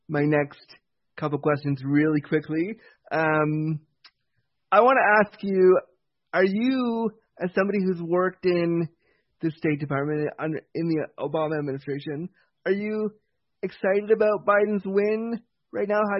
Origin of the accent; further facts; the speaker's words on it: Toronto, Ontario, Canada; also born or lived in Laguna, California, United States; I grew up in Toronto. I was born in California.